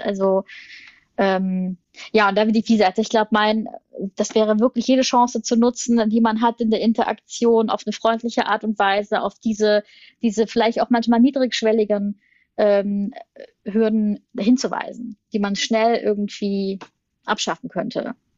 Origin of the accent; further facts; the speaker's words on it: Germany; wir eigentlich als, als, als Deutsche